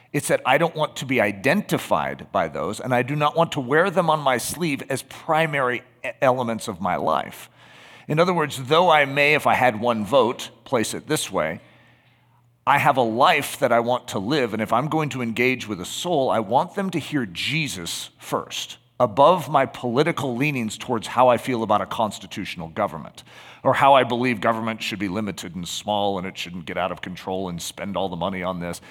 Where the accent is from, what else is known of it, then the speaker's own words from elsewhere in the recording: United States; Just being an American